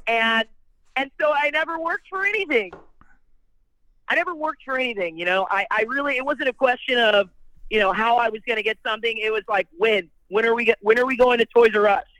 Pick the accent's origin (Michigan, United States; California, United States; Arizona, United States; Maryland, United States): California, United States; Bellflower; moved away; also born or lived in New York; I was born in Bellflower, California, but I've been living in New York uh, I just moved away from New York in 2017, and currently I'm back in California